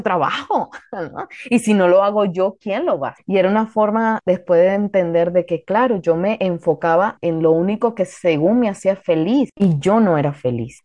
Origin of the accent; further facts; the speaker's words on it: Mexico; ahorita me tiene en mi país